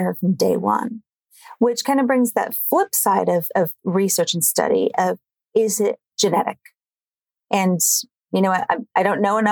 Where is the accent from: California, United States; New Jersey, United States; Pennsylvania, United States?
California, United States; now in Melbourne, Australia; I'm from California, but I live in Melbourne, Australia